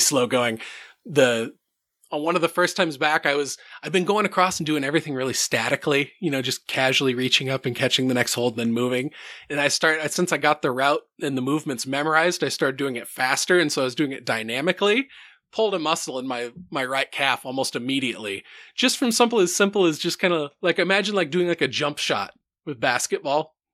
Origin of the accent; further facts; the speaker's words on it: Center Point, Iowa, United States; I grew up in Center Point, which is like a tiny little fucking small town.